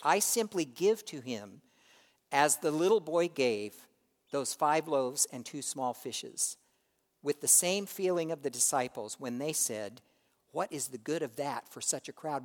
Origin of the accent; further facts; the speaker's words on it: United States; we, as American Christians